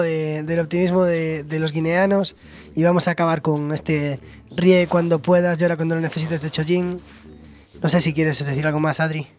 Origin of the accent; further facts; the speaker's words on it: Galicia, Spain; yo vivo en Galicia Eh, me considero gallego